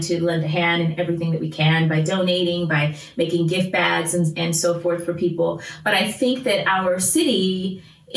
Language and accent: English; United States; I'm from America